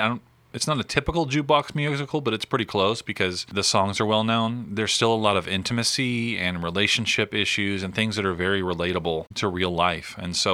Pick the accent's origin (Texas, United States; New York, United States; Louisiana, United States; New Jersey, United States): Texas, United States; the Metroplex; I think I grew up in the Metroplex, so K-Love was the quote-unquote oldie station.